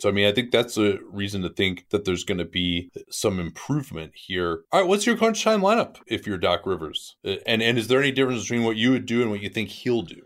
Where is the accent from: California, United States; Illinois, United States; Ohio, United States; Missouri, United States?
Illinois, United States; Chicago; accent: Chicago; I'm from Chicago